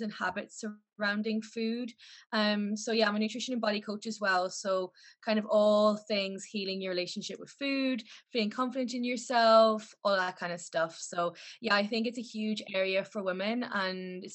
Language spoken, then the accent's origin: English; Ennis, Munster, Ireland; moved away as an adult; now in Liverpool, United Kingdom; So I'm from Ireland. I'm from the west coast of Ireland. So a little town called Ennis